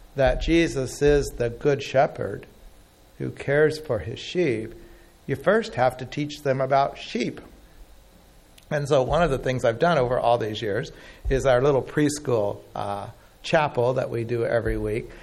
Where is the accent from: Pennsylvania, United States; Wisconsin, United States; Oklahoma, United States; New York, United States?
Oklahoma, United States; I grew up in Oklahoma